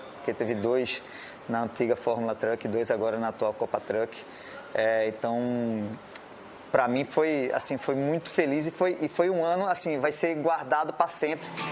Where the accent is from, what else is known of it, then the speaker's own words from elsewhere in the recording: Pernambuco, Brazil; sendo pernambucano